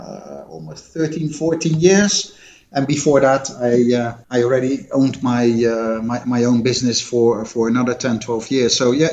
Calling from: Ibiza, Balearic Islands, Spain; I am calling in from cloudy Ibiza.

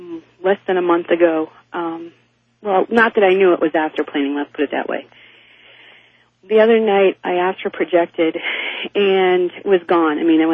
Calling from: Eagle River, Alaska, United States; I'm from Eagle River, Alaska.

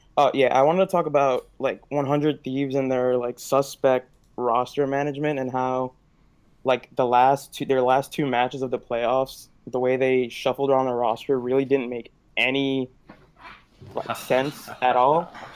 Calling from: New York, United States; I'm calling from the Bronx in New York

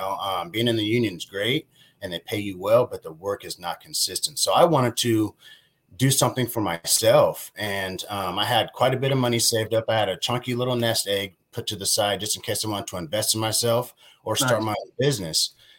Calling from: Las Vegas, Nevada, United States; I'm calling in from Las Vegas, Nevada.

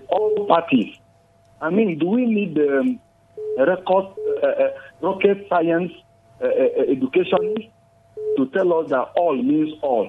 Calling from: Jos, Plateau, Nigeria; I'm calling you from Jos.

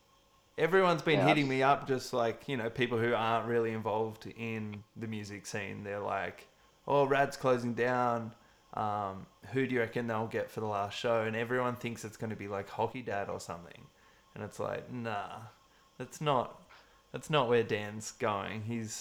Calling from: Wollongong, New South Wales, Australia; I'm calling from the Gong.

